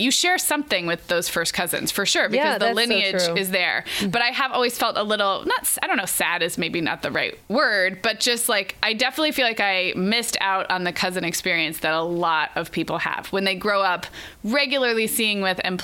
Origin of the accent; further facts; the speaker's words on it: California, United States; also born or lived in Oregon; We moved from Oregon to California when I was 5